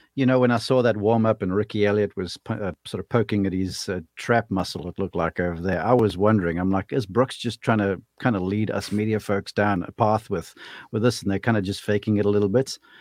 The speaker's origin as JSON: {"language": "English", "country": "South Africa", "moved": "as an adult", "lives_now": "United States", "said": "I'm a South African kid who got lucky to get over here to college."}